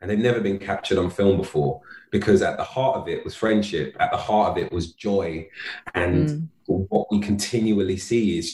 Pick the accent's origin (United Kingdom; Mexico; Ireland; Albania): United Kingdom; London; friends that I met when I moved to South London at 14, to the boys I grew up with in North London